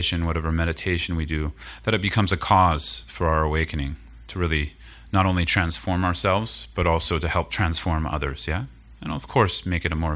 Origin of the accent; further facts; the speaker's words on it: the Bay Area, California, United States; also born or lived in Colorado / Oakland; I grew up in the Bay Area. I live kind of between Colorado and Oakland these days.